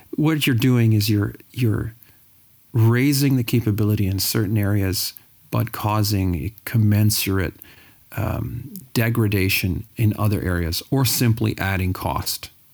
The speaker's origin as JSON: {"language": "English", "town": "Sudbury", "region": "Ontario", "country": "Canada", "said": "I'm from Sudbury, Ontario."}